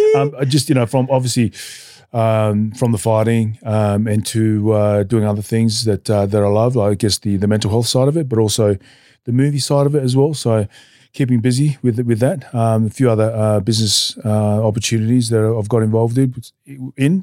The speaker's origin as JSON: {"language": "English", "town": "Newcastle", "region": "New South Wales", "country": "Australia", "tie": "born or raised there", "also_born_or_lived": "Tonga", "said": "I grew up in Newcastle, New South Wales"}